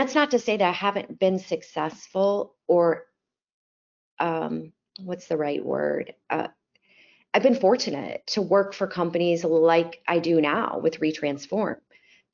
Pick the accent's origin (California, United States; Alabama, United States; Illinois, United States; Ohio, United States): Illinois, United States; Chicago; moved away as an adult; now in Dallas, United States; I'm originally from Chicago, if my accent hasn't given that away yet. I grew up in the suburbs